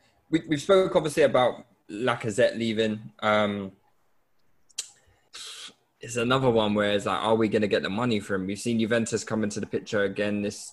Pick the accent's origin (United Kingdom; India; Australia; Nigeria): Nigeria; I'm a Nigerian.